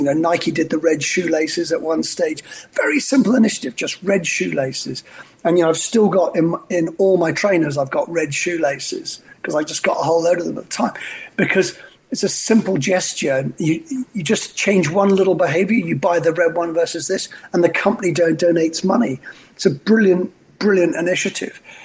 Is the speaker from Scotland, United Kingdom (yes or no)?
yes; Scotland, United Kingdom; also born or lived in Australia; now in New York, United States; a Scotsman working for a French company, running a Polish vodka, married to an Australian, and living in New York